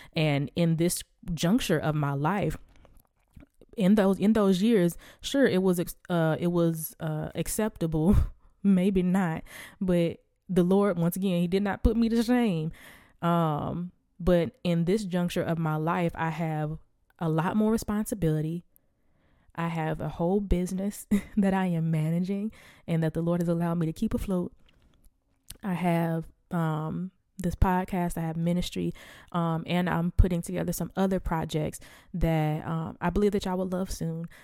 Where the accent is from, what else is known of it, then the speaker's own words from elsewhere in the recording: the Bible Belt, United States; I was born and raised in the Bible Belt.